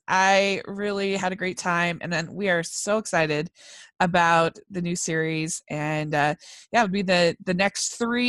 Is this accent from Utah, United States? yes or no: yes; Utah, United States; I'm from Utah